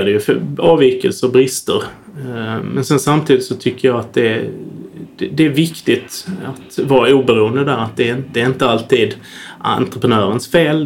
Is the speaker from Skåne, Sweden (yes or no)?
yes; Södra Sandby, Skåne, Sweden; där jag är uppvuxen, i Södra Sandby utanför Lund